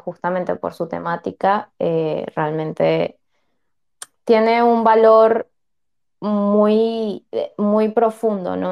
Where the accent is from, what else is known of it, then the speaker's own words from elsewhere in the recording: Venezuela; moved away; Yo también soy venezolana, también me fui de mi país